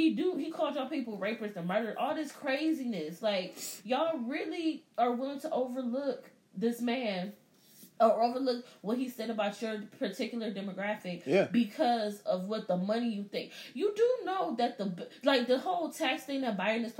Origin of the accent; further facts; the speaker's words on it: United States; I'm American.